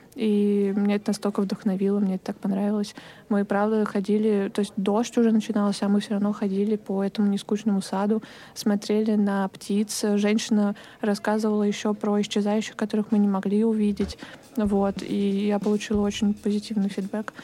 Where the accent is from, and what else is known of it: Dubna, Moscow Oblast, Russia; born or raised there; moved away as an adult; now in Moscow, Russia